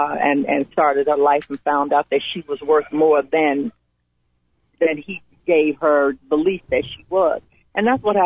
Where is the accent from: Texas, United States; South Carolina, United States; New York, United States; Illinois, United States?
Illinois, United States; Chicago; we moved to Cabrini Green when I was 6 years old. And I didn't move out of there until I was in my mid-20s